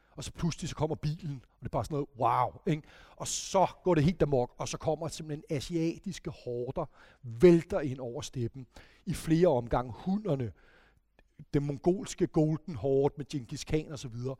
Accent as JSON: {"language": "Danish", "country": "Denmark"}